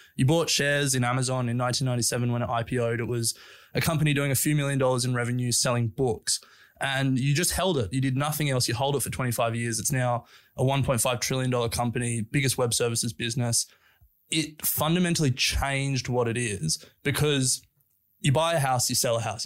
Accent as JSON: {"language": "English", "town": "Sydney", "region": "New South Wales", "country": "Australia", "tie": "born or raised there", "also_born_or_lived": "Canberra", "said": "I grew up in Sydney"}